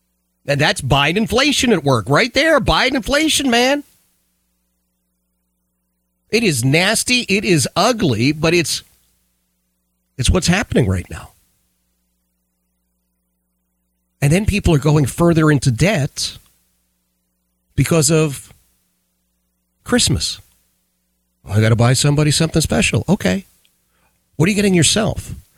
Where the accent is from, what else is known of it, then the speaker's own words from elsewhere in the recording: Philadelphia, Pennsylvania, United States; I grew up in Philadelphia, in the city of Philadelphia. And we grew up in what at that time, they were called row houses.